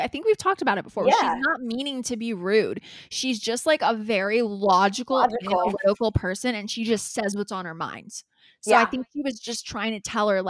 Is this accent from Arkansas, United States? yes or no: no; California, United States; we're from California